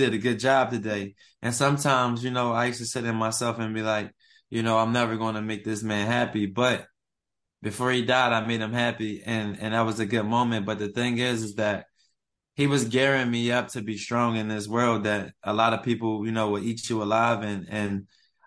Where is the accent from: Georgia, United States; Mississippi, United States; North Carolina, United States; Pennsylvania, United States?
Pennsylvania, United States; Philadelphia; moved away as an adult; now in Atlanta, United States; I'm from West Philly, born and raised